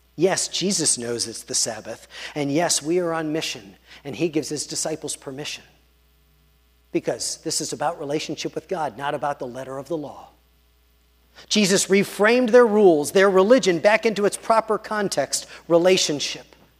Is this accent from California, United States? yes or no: no; Pittsburgh, Pennsylvania, United States; I grew up in Pittsburgh and in Squirrel Hill